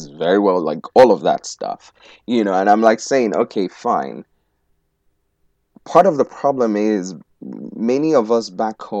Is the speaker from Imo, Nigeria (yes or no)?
yes; Owerri, Imo, Nigeria; moved away as an adult; I was born in Owerri. In fact, give them the name of the hospital, you know. And I spent the first 19 years of my life in Nigeria.